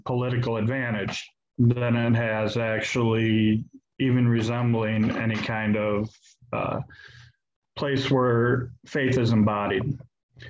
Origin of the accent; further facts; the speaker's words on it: Flint, Michigan, United States; moved away; also born or lived in Detroit / Chicago; the neighborhood that I grew up in Flint, right down the street from the little church that I went